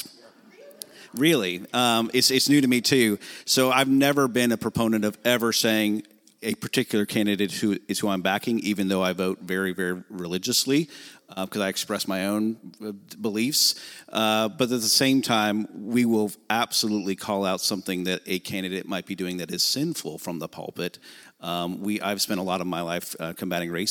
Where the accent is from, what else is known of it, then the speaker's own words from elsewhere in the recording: Nebraska, United States; now in Tallahassee, United States; I'm from Nebraska originally